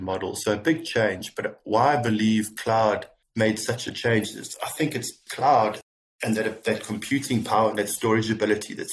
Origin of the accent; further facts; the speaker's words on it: South Africa; moved away as an adult; also born or lived in United Kingdom; now in Dubai, United Arab Emirates; I'm originally, well, I am South African, born and bred.